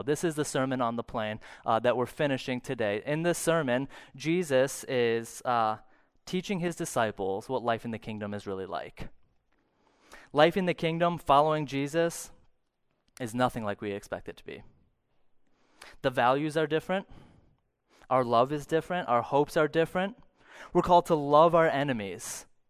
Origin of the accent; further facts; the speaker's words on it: St. Cloud, Minnesota, United States; I grew up in Saint Cloud